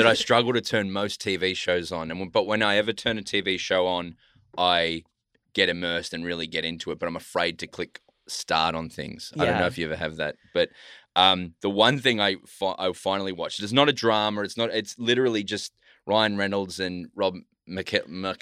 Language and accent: English; Australia; As an Australian